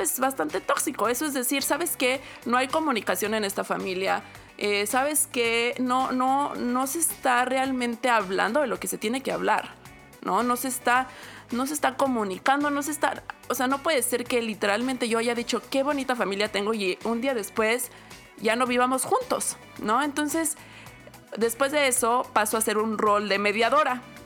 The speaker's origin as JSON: {"language": "Spanish", "country": "Mexico", "moved": "yes", "said": "Yo me fui de México con la familia"}